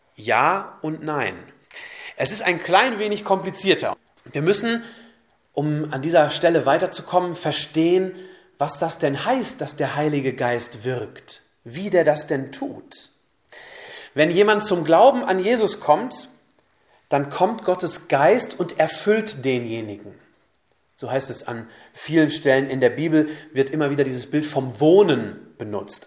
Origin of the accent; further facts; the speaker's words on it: Germany; bei uns in Deutschland